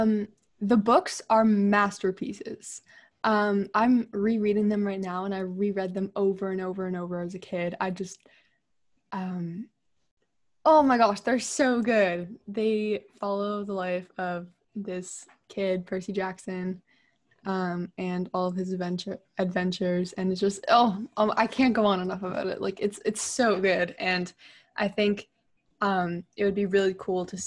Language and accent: English; Thailand; moved away; I grew up in Thailand